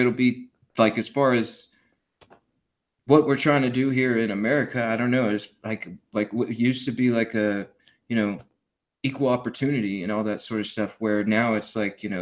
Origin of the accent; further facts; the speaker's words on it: United States; we are American